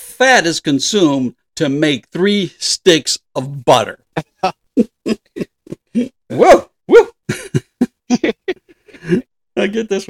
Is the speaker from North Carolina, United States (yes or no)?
no; Southern California, United States; I grew up in Southern California